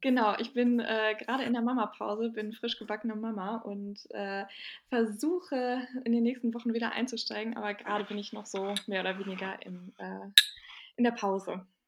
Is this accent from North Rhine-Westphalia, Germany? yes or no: yes; Bielefeld, North Rhine-Westphalia, Germany; now in Berlin, Germany; ich bin aus, ähm, gebürtig aus Bielefeld